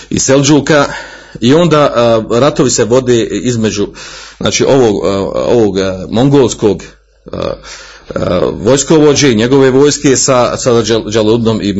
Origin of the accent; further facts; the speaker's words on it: Bosnia & Herzegovina; kod nas u Bosni